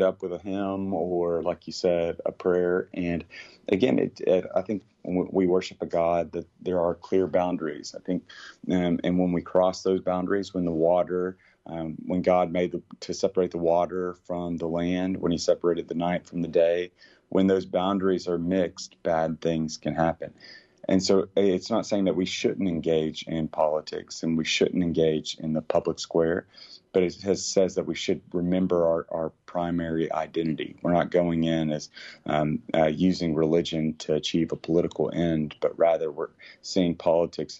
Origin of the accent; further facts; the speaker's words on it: Cookeville, Tennessee, United States; growing up in Cookeville, Tennessee